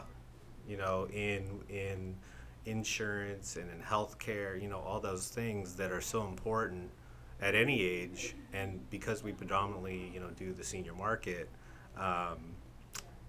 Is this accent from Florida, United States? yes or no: no; Escondido, California, United States; I'm from Esco.